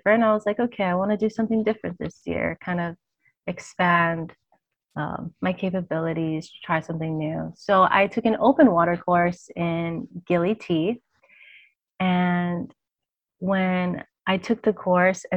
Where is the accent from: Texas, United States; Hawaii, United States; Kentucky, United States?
Hawaii, United States; being born and raised in Hawaii, I basically grew up in and around the water my whole life.